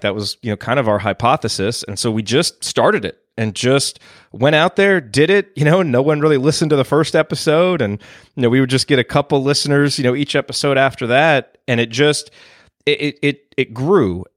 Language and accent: English; Bloomington, Indiana, United States; moved away as an adult; now in Dallas, United States; And so I grew up in Bloomington